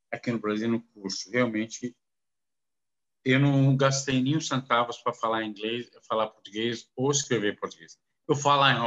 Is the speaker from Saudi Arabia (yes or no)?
yes; Saudi Arabia; first language Arabic; Portuguese is a second language; also born or lived in Kuwait / United States; eu nasci no Kuwait. Uh, quero falar, nasci no Kuwait eu morava na Arábia Saudita, descendente libanês. Então, minha minha árabe, eh, idioma é árabe.